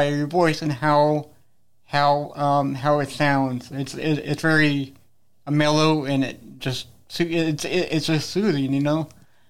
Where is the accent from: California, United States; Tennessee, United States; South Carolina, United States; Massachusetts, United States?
South Carolina, United States; Columbia; I'm from Columbia.